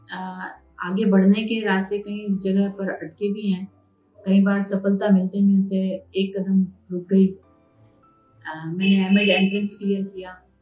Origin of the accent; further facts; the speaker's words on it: Udaipur, Rajasthan, India; also born or lived in Mumbai; मेरा जन्म वैसे बॉम्बे में हुआ और मैं सीनियर के जी तक मैं बॉम्बे में मेरी स्टडी हुई और उसके बाद फर्स्ट से मेरी जो एजुकेशन है वो सारी उदयपुर में रह कर हुई